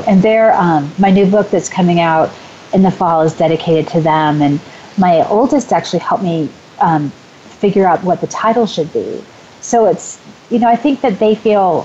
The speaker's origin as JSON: {"language": "English", "region": "California", "country": "United States", "also_born_or_lived": "Portland", "moved": "as an adult", "lives_now": "Des Moines, United States", "said": "I'm from California. I lived in Portland for a while, and then I moved right back to California because I love it so much."}